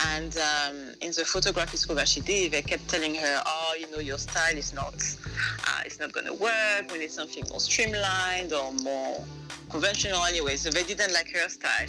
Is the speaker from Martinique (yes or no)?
yes; Martinique; first language French; English is a second language; also born or lived in Montpellier, France / Paris, France; now in United Kingdom; So I grew up in Martinique, um, then I studied in France for mm-hmm. a bit, and then I came into UK for work